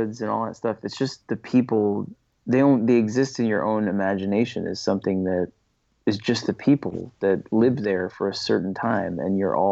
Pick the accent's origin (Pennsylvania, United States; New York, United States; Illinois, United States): New York, United States; New York City; I grew up on the Lower East Side in Manhattan